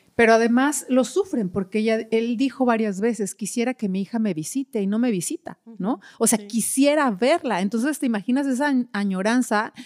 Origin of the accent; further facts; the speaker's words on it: Mexico; en, México, nuestra cultura no es tan educada